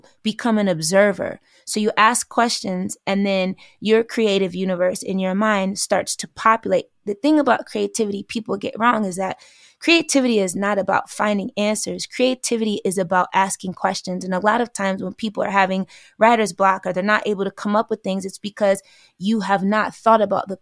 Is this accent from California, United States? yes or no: no; New York, United States; I'm from New York